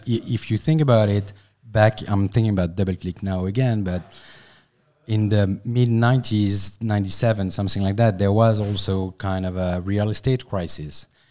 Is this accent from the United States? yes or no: no; France; accent: French; English is a second language; I'm a French guy, so sorry for my accent